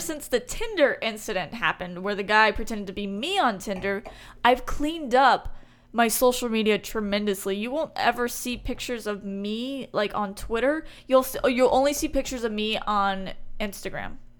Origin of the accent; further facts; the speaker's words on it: Houston, Texas, United States; Born and raised in Houston